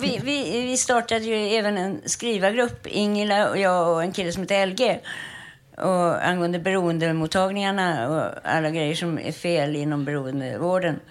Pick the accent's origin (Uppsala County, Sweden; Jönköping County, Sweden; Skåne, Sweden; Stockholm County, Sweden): Stockholm County, Sweden; Stockholm; jag är ju uppväxt på Östermalm